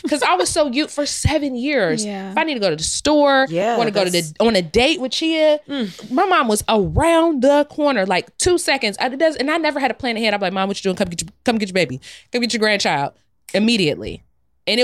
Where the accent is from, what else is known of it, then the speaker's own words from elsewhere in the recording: Ohio, United States; also born or lived in New York; I'm from the Midwest